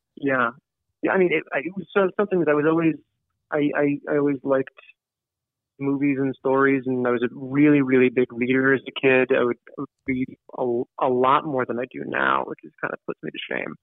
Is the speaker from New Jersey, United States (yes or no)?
yes; Ridgewood, New Jersey, United States; I grew up in Ridgewood, New Jersey.